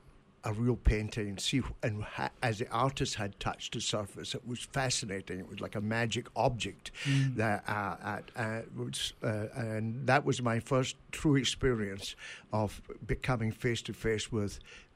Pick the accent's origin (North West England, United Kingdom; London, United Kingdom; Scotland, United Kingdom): Scotland, United Kingdom; now in Brooklin, United States; When I look west from my hometown, I see the island of Arran and Ailsa Craig.